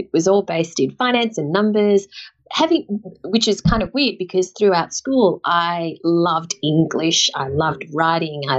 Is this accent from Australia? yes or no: yes; Sydney, New South Wales, Australia; also born or lived in London; I grew up in the Shire, so near Cronulla.